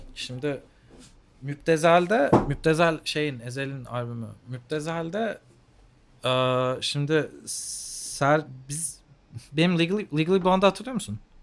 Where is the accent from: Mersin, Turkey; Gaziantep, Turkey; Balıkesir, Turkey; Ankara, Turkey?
Ankara, Turkey; Ankaralıyız hep beraber zaten